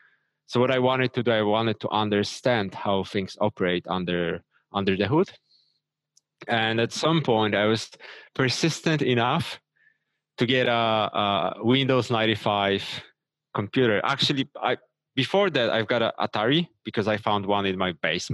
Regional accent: Krakow, Lesser Poland, Poland; I'm from Krakow, Poland, Europe

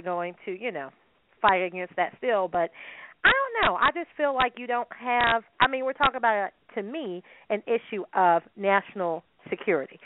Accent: United States; as a American

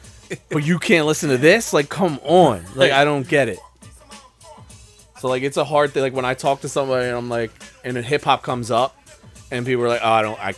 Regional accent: Philadelphia, Pennsylvania, United States; I'm partial because I'm from Philly

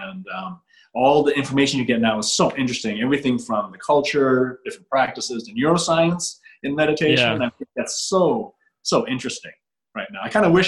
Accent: Chicago, Illinois, United States; also born or lived in Quincy, Illinois; I grew up in Chicago

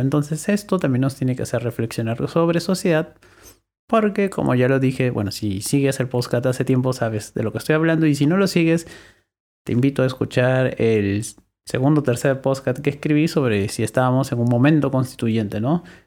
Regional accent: Lima, Peru; yo soy limeño

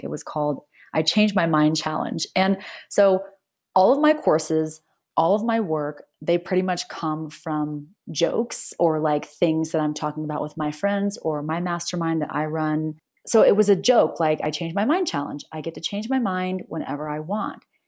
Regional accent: United States; I'm I'm American, I'm from the U S

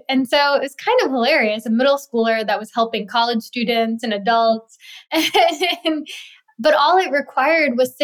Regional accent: New York City, New York, United States; also born or lived in India; living in India and then growing up in New York City

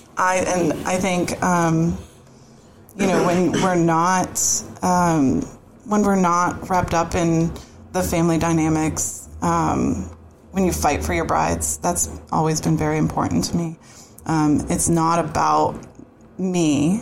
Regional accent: Boston, Massachusetts, United States; moved away as an adult; now in Florida, United States; grew up just outside of Boston

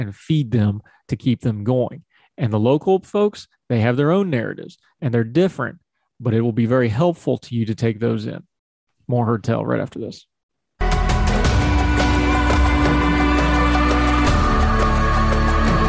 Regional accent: West Virginia, United States; accent: hillbilly; my home state of West Virginia

